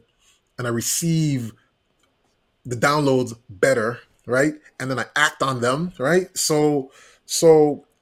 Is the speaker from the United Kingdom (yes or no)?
no; U.S. Virgin Islands; moved away; also born or lived in Puerto Rico; Growing up in the Virgin Islands, I'm originally from St. Thomas, U.S. Virgin Islands. I was born in Puerto Rico, grew up in the Virgin Islands.